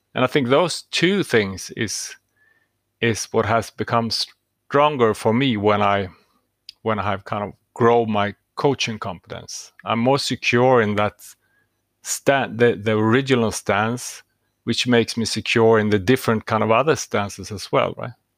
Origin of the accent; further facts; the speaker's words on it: Stockholm, Stockholm County, Sweden; I'm from Stockholm, Sweden